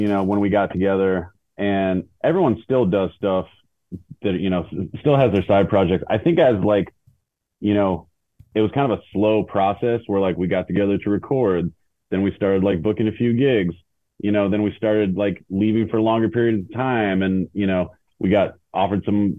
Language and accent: English; Lynnwood, Washington, United States; I'm from Seattle originally, or I'm from Linwood originally